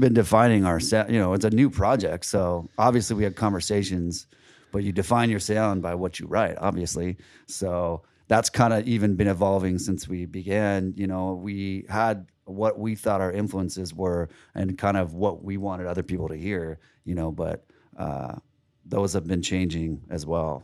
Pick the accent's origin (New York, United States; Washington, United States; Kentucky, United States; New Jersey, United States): Washington, United States; Seattle; also born or lived in California; now in St. Petersburg, United States; I'm from Seattle originally